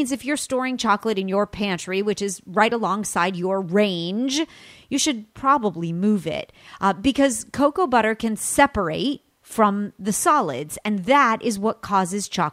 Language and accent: English; California, United States; from California, my home state